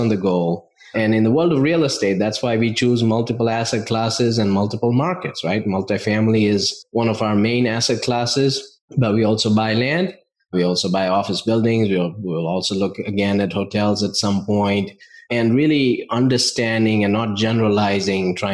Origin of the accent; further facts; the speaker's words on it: India; moved away as an adult; now in United States; I grew up in India, family of business owners.